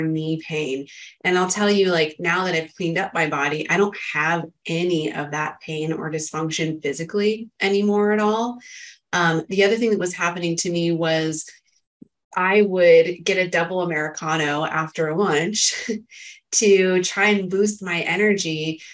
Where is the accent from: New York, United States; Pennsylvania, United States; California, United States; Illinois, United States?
California, United States; Northern; also born or lived in San Diego, California; I grew up in Northern California in a farming area where there's a lot of pollen and stuff, right? And then I came down to Southern California, went to college in San Diego